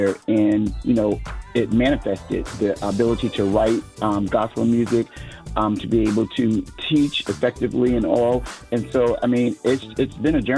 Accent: Connecticut, United States; now in Dallas-Fort Worth, United States; I'm originally from Connecticut, and I'm now living in Texas, Dallas, Fort Worth area in Texas

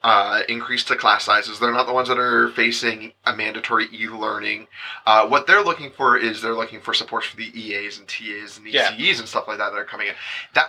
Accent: London, Ontario, Canada; now in Ottawa, Canada; I grew up in London

